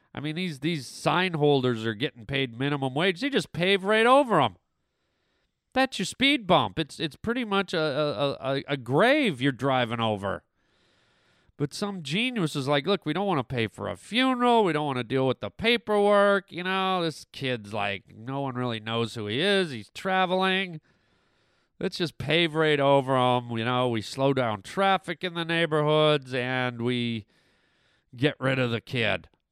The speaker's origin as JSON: {"language": "English", "country": "Canada", "tie": "born or raised there", "also_born_or_lived": "Germany", "moved": "yes", "said": "I grew up in Canada"}